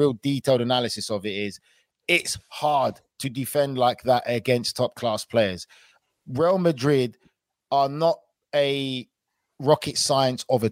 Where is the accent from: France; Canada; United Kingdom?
United Kingdom; I'm British